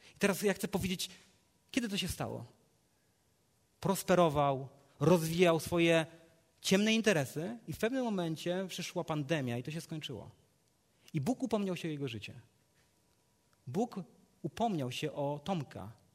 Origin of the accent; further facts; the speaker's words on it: Legnica, Lower Silesian Voivodeship, Poland; z Legnicy, skąd pochodzę